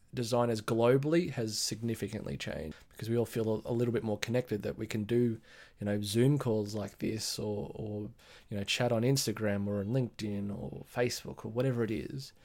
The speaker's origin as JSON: {"language": "English", "town": "Sydney", "region": "New South Wales", "country": "Australia", "said": "I'm from Sydney, Australia, in the Blue Mountains, west of Sydney."}